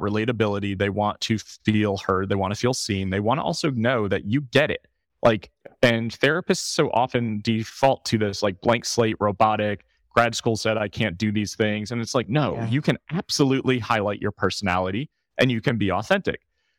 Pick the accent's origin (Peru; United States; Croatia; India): United States; New York City, New York; I'm from New York.